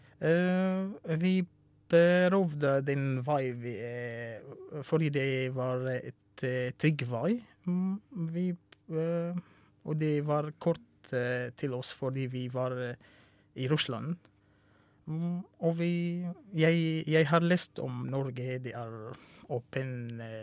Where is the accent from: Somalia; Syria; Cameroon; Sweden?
Syria; Norwegian is a second language; moved away as an adult; also born or lived in Russia; now in Norway; jeg kommer fra Syria.